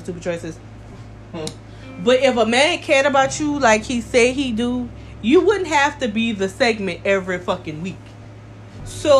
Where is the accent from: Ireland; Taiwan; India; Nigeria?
Nigeria; I'm Nigerian through and through